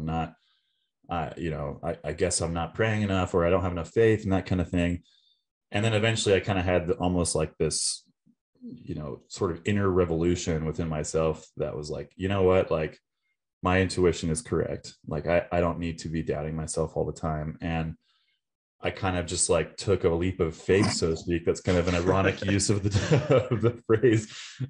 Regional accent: Virginia, United States; So we kind of moved around a lot. I call Virginia home mainly. So I grew up on the East Coast.

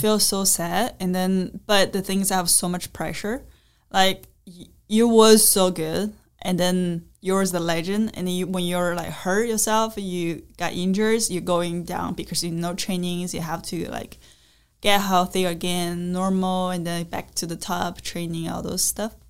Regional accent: China; English is a second language; I'm from China

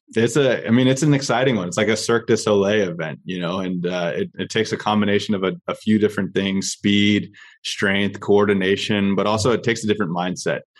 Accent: Orange County, California, United States; now in San Diego, United States; I grew up in Orange County, and now I'm currently based in San Diego

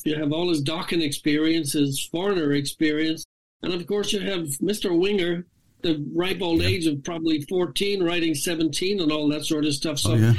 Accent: Ireland; I'm Irish, of course, and I put a lot of dignity and a lot of pride into what I do.

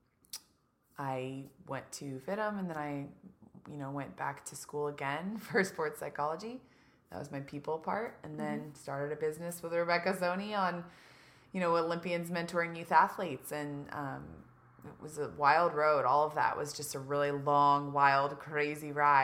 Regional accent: Louisville, Kentucky, United States; moved away as an adult; also born or lived in Beverly Hills / San Diego; I am from Kentucky originally, Louisville, Kentucky, born and raised

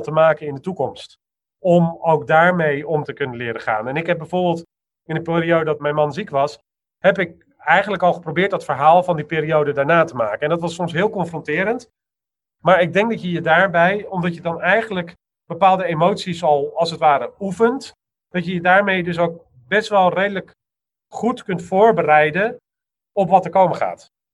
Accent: Amsterdam, North Holland, Netherlands; ik ben een Amsterdammer

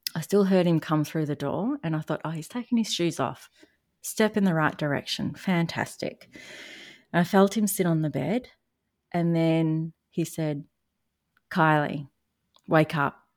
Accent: Australia; accent: Australian; if you haven't noticed from my accent, I am in Australia

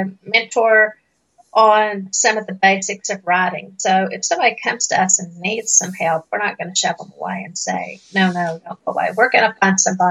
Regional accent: Appalachian Mountains, United States; accent: Appalachian; I was raised in the Appalachian Mountains

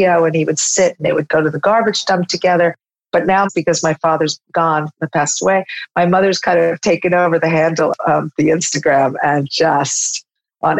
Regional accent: upstate New York, United States; when I was 8 years old, my parents decided to drop out of the New York lifestyle and move my sister, brother, and I to a farm in upstate New York, where we were raised until I went to university

